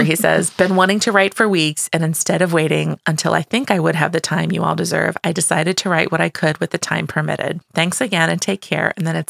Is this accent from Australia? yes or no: yes; Australia; Did I mention that we're Australian?